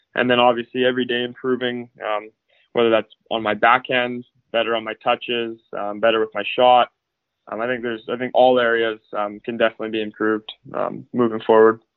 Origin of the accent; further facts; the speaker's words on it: Abbotsford, British Columbia, Canada; now in Victoria, Canada; I grew up in Abbotsford. Uh, I was born there and have grown up there the last, I guess, 17 years until I guess I'm building here in Victoria.